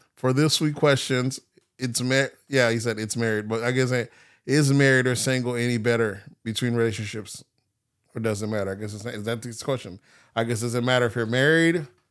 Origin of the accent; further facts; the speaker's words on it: Palm Beach, Florida, United States; growing up in Palm Beach